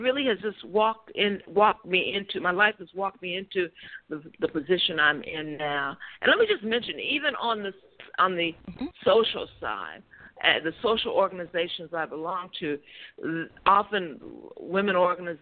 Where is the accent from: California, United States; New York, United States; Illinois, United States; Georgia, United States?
Illinois, United States; Chicago; I'm from Chicago